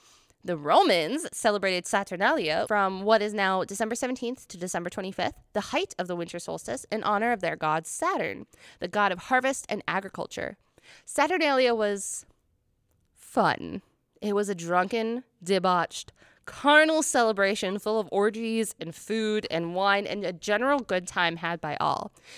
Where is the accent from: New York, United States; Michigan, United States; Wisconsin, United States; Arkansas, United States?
New York, United States; We're from New York.